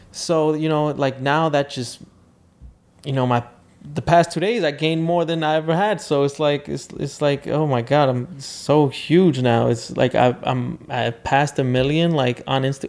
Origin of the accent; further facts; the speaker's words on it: New York City, New York, United States; I grew up in the South Bronx, super poor